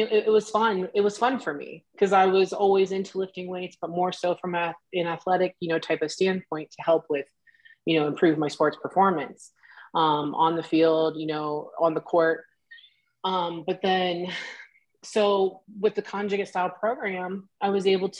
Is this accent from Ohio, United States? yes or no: yes; Ohio, United States; I grew up in Ohio. I grew up on a farm.